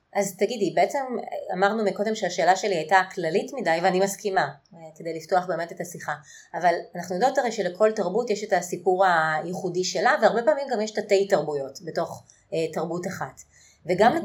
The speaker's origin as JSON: {"language": "Hebrew", "country": "Israel"}